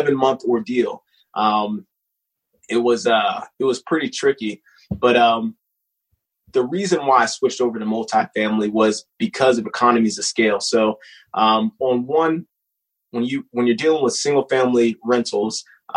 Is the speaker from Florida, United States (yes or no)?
yes; Jacksonville, Florida, United States; moved away as an adult; now in Fort Drum, New York, United States; I grew up in Jacksonville.